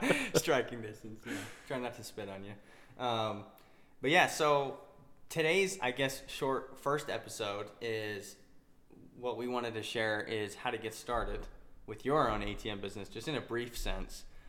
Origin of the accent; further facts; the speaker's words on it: Utah, United States; I'm from Utah which is where we currently live.